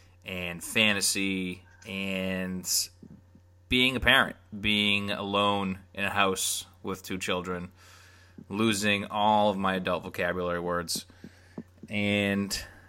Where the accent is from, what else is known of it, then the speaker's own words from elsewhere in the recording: Arlington, Massachusetts, United States; I was born and raised just outside of Boston in a town called Arlington, which I grew up calling A-Town.